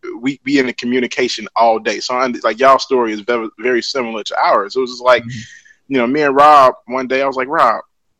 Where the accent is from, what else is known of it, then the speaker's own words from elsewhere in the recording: Chicago, Illinois, United States; moved away; I'm from Englewood.